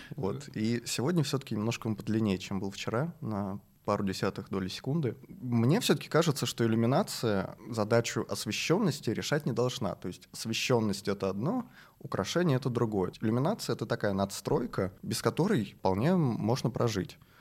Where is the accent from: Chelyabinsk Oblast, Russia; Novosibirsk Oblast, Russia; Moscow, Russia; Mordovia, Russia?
Moscow, Russia; мы все, все москвичи